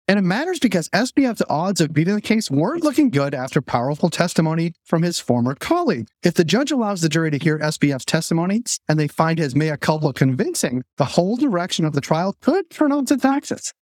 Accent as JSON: {"language": "English", "town": "Boston", "region": "Massachusetts", "country": "United States", "moved": "yes", "said": "I'm from Boston"}